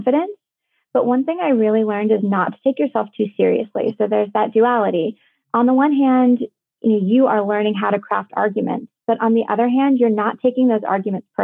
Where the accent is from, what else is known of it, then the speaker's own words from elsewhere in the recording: Lead, South Dakota, United States; I grew up in South Dakota in a really small town called Lead